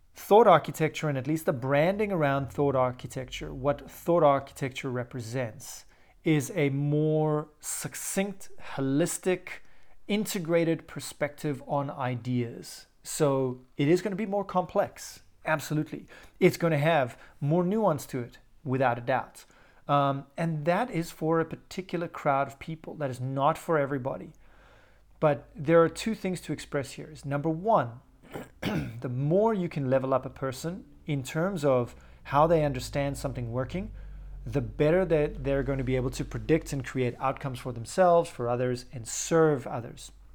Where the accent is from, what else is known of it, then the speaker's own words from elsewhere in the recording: South Africa; Growing up in South Africa